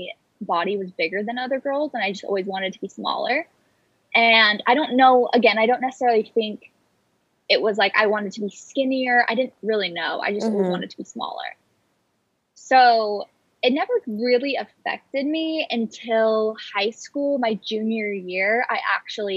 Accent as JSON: {"language": "English", "region": "Arizona", "country": "United States", "tie": "born or raised there", "also_born_or_lived": "California / Utah / San Diego", "moved": "as an adult", "lives_now": "Los Angeles, United States", "said": "me and my family moved to Arizona. That's where I grew up"}